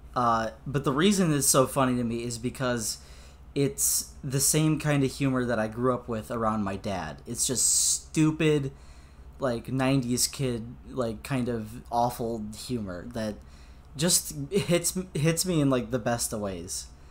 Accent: United States; American Boy over here

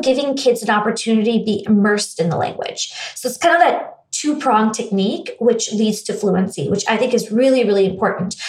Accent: India; also born or lived in United States; now in Los Angeles, United States; growing up in India

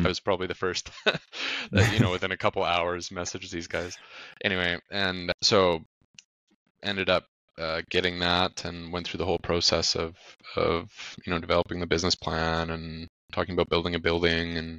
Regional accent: Grande Prairie, Alberta, Canada; I'm from Grand Prairie originally. I was born and raised here. It's like a city of 70,000 people, big oil and gas city in Alberta, Canada.

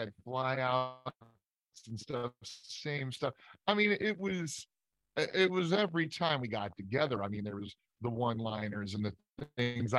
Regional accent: Scottsburg, Indiana, United States; moved away; also born or lived in Louisville, Kentucky; I was born in Louisville, Kentucky, but I was raised about 30 miles north in Indiana, at a place called Scottsburg, Indiana

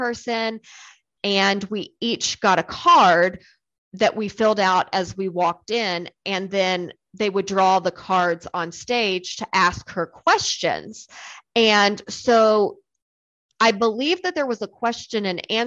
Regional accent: Virginia, United States; I grew up in Virginia, and in Virginia, you learned Virginia history in fourth grade.

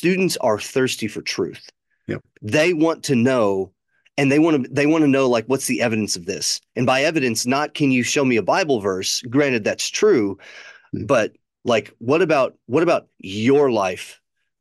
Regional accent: near Chicago, Illinois, United States; moved away; When I was growing up near Chicago

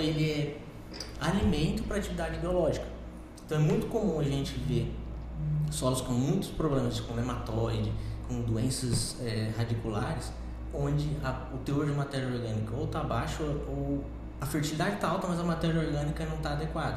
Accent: Rondônia, Brazil; moved away as an adult; also born or lived in Ribeirão Preto, São Paulo / Botucatu, São Paulo; now in Lucas do Rio Verde, Brazil; eu nasci no interior de São Paulo, sou de Ribeirão Preto, mas fui criado em Rondônia

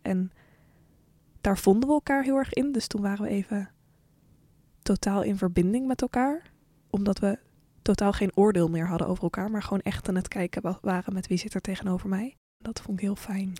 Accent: Netherlands; voor de rest kom ik uit het Westen, uit Europa. En dan uit Nederland

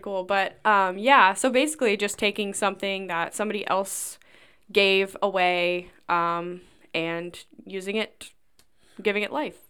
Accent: Lebanon, Ohio, United States; I'm actually from Lebanon and, uh, went to school around here.

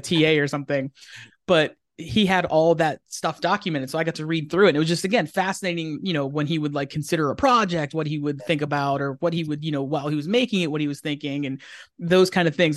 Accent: Pennsylvania, United States; moved away as an adult; now in Southern California, United States; we grew up in Pennsylvania together. I'm from Pennsylvania

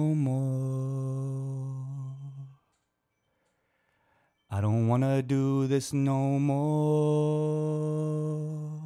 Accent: Bay Area, California, United States; we're from the Bay Area

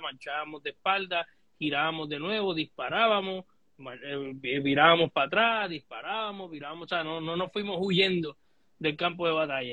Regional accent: Puerto Rico; nosotros como puertorriqueños

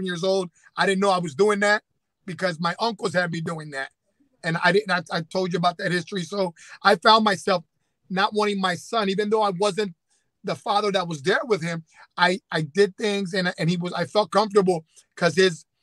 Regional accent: Camden, New Jersey, United States; we were both growing up in the Camden area

